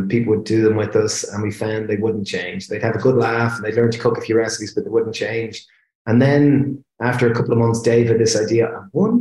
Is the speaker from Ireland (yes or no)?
yes; Ireland; we're Irish people and we're chefs